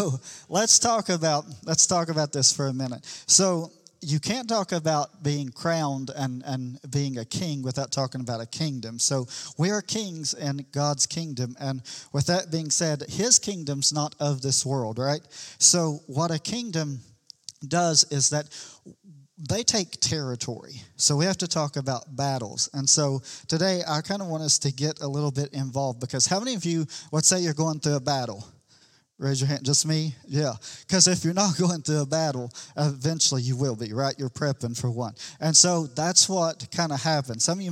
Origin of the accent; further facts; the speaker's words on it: the Bible Belt, United States; we're from the Bible Belt